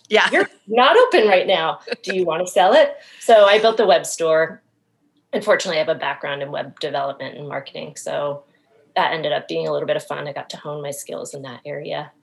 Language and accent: English; Maine, United States; moved away; I'm originally from Maine